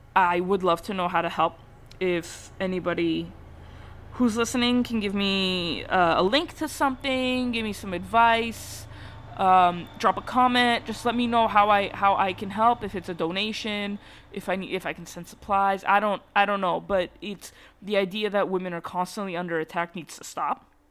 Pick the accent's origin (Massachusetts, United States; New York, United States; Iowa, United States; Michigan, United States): Massachusetts, United States; I grew up in Massachusetts and I live where I live